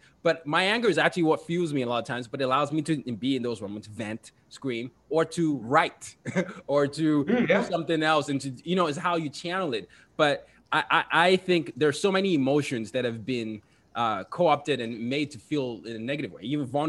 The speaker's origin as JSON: {"language": "English", "country": "Nigeria", "lives_now": "United States", "said": "I'm from Nigeria, and we're getting ready for some elections"}